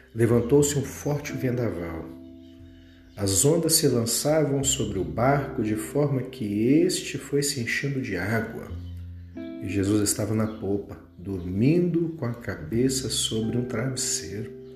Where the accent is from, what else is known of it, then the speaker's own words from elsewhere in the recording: Vitória, Espírito Santo, Brazil; moved away; minha cidade natal, lá de Vitória, do Espírito Santo